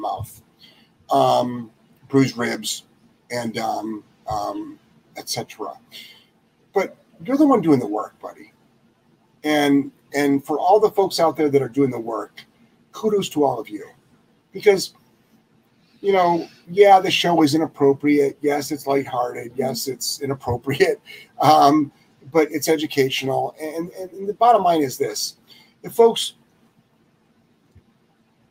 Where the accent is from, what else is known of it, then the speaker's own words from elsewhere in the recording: Lyndhurst, Ohio, United States; moved away as an adult; now in Rhode Island, United States; I'm originally from Lyndhurst, Ohio